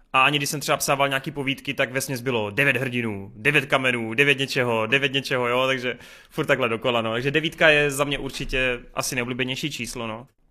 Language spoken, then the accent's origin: Czech; Bučovice, South Moravian Region, Czechia; A pocházím z Bučovic, z velice krásného malebného městečka